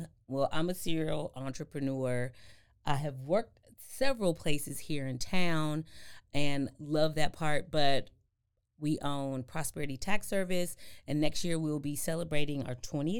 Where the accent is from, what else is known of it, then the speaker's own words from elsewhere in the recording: Cincinnati, Ohio, United States; now in Waco, United States; So I'm originally from Cincinnati, Ohio.